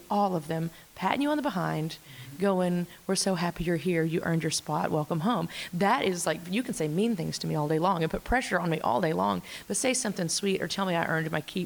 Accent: Arkansas, United States; I'm from Arkansas

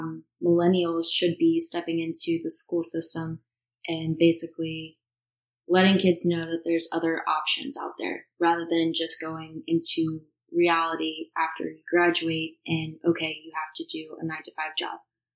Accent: Virginia Beach, Virginia, United States; moved away as an adult; I'm 23 years old. I came from Virginia Beach, Virginia, moved to New Jersey about a year and a half ago

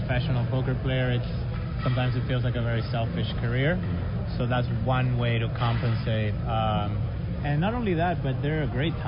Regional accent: Miami, Florida, United States; I grew up in Miami. I left Miami for many years, and I just moved back.

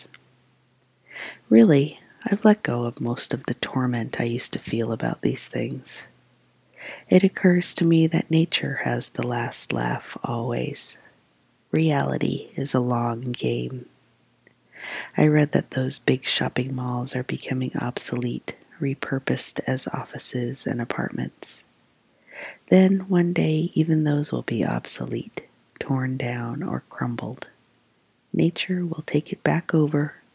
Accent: Trabuco Canyon, California, United States; also born or lived in Omaha area, Nebraska; now in Omaha, United States; my childhood Orange County

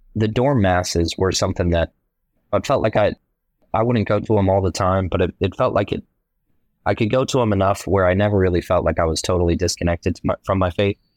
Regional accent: Columbus, Ohio, United States; I was born in Columbus, Ohio

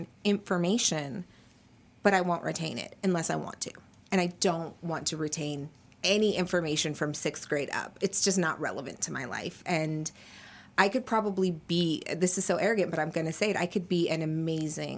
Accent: United States; As an American child

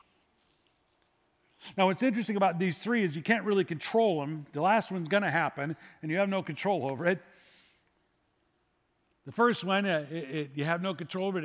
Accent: United States; I was born in America

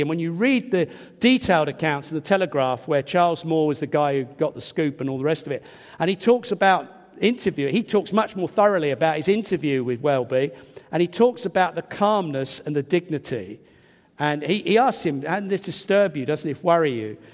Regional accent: England, United Kingdom; I'm English

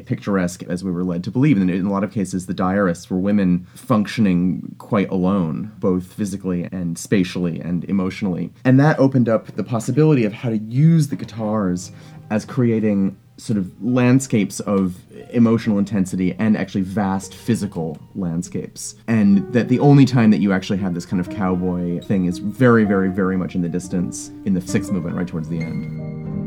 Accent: Providence, Rhode Island, United States; born or raised there; also born or lived in Vermont

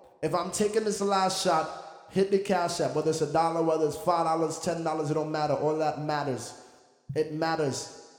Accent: United Kingdom; my father moved to the UK, so I'm from the Great Britain and I'm from Jamaica too.

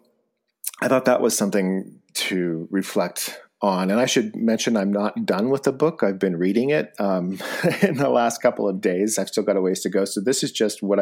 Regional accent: Bishop, California, United States; moved away; I grew up in Bishop

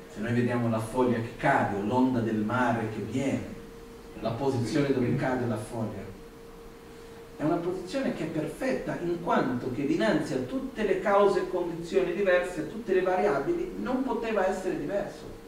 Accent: India; Italian is a second language; now in Italy; dove sono cresciuto in India

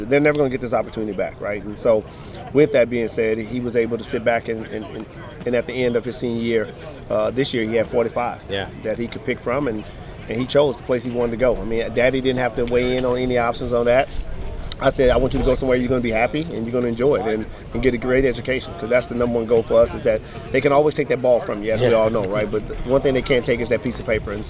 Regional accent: Houston, Texas, United States; I grew up in Houston, Texas

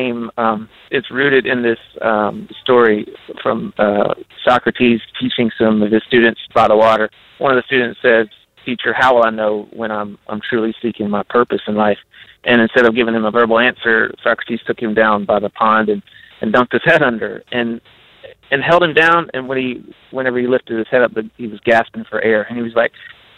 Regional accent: Appalachian Mountain area, United States; the Appalachian Mountain area where we grew up

